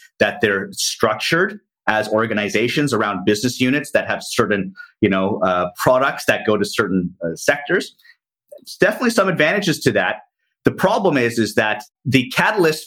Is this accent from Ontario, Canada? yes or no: yes; Toronto, Ontario, Canada; moved away as an adult; now in Asia; I'm Canadian from Toronto, Canada, have been living out in Asia for the past 20 years